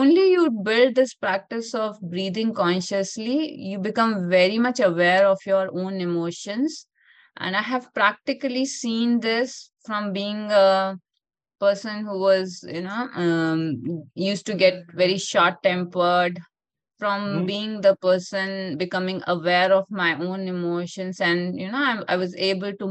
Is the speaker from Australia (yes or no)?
no; India; In our yogic culture, I'm from India, in our yogic culture